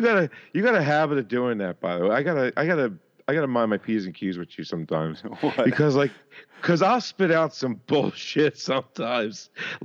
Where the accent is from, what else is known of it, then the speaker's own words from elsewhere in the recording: Philadelphia, Pennsylvania, United States; I'm from Philadelphia, born and raised on the playgrounds where I smelled it a lot of my days, honestly.